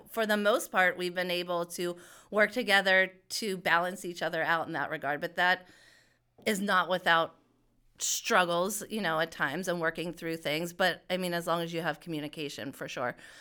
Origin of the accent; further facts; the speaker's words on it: Pittsburgh, Pennsylvania, United States; I grew up in, here in Pittsburgh in Shaler Township